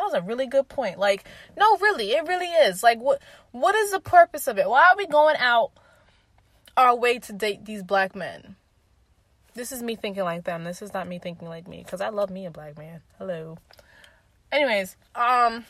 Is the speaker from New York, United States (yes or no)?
yes; New York City, New York, United States; I'm a New Yorker